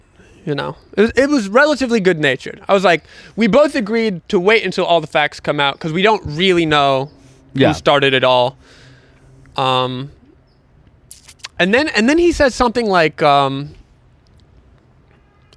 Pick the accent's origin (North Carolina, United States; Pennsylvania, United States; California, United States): North Carolina, United States; Brevard; born or raised there; moved away